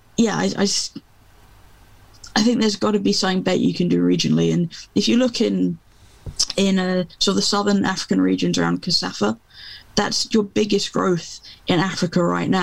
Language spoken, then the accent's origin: English; England, United Kingdom; I'm English, you know, and I've grown up through the club game being king